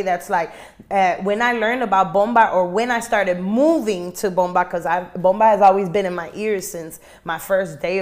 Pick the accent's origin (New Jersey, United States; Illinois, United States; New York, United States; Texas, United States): Illinois, United States; Chicago; also born or lived in Guayama, Puerto Rico; born and raised in Humboldt Park